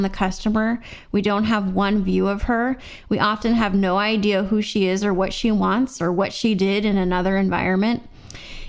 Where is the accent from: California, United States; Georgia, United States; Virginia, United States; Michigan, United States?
California, United States; Seal Beach; growing up in Seal Beach, California, in Orange County